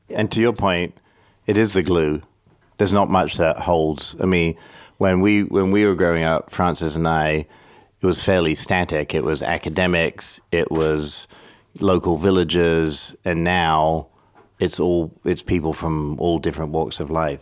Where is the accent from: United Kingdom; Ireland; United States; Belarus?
United Kingdom; Grantchester, East of England; I grew up in Grantchester, an English village just outside the university town of Cambridge